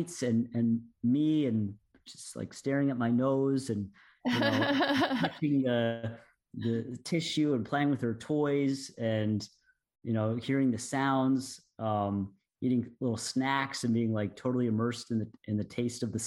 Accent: Durham, North Carolina, United States; moved away; went back to my hometown, Durham, North Carolina, approached the school that I went to, this middle school where I was 12 years old

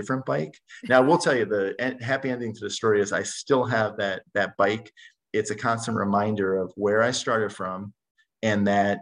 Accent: New Jersey, United States; now in Minnetonka, United States; I'm from New Jersey

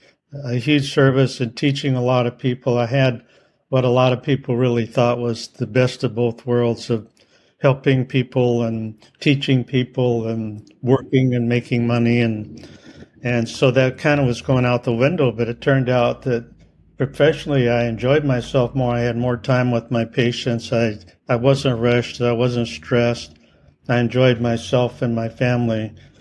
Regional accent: Iowa, United States; I grew up in Iowa

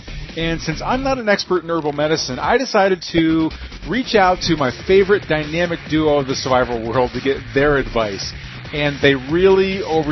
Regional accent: Texas, United States; my hometown

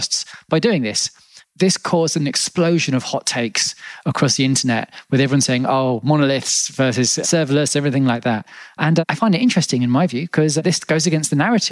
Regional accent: Australia; So I was born in Australia, and Australians can be known for colourful language

